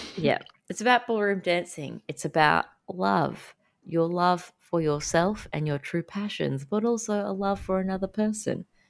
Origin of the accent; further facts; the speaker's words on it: Sunshine Coast, Queensland, Australia; I grew up on the Sunshine Coast